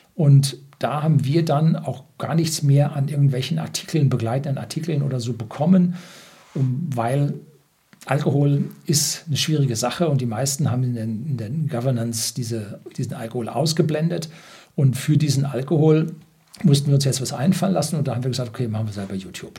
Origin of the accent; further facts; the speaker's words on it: Germany; bei uns in Deutschland